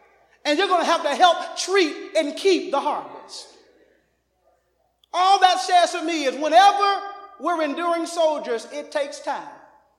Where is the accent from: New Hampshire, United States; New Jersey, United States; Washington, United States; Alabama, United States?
Alabama, United States; and I'm a big NCAA fan, and praise the Lord, Alabama and Auburn, praise the Lord, because I am from Alabama.